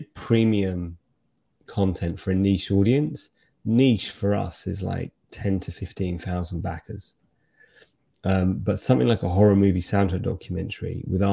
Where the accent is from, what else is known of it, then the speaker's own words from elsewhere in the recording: United Kingdom; as a Brit